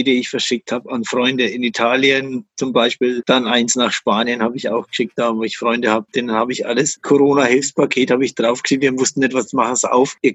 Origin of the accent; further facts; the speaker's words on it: Bamberg, Bavaria, Germany; born there; Ich bin in Bamberg geboren, aber seitdem in der Brauerei gelebt.